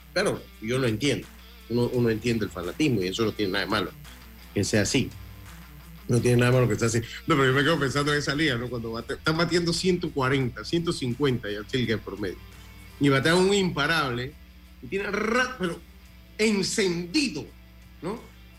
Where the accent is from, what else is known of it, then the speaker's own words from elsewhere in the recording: Panama; Nosotros como Panamá, siendo un país pues yo diría que de centro derecha